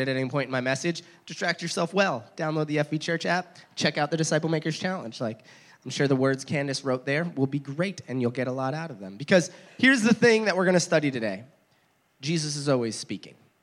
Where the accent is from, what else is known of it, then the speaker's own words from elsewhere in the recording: New Jersey, United States; moved away; New Jersey, where I grew up